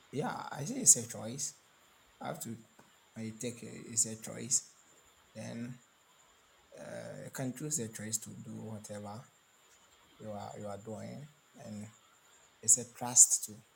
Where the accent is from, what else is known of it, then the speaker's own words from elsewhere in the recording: Ghana; I'm speaking from Africa, Ghana.